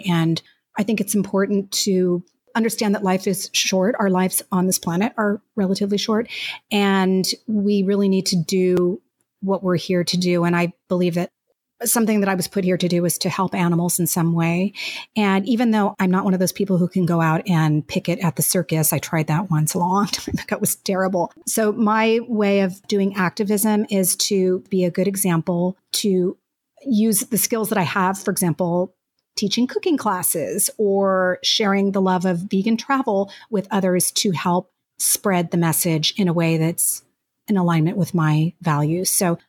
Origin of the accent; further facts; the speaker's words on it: Mexico; born there; And actually, I was even born in another country. I was born in Mexico. My parents were expats who moved there to be inspired by a new place